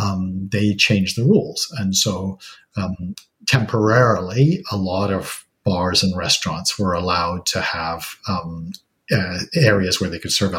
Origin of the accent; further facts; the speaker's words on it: England, United Kingdom; now in British Columbia, Canada; I'm originally from England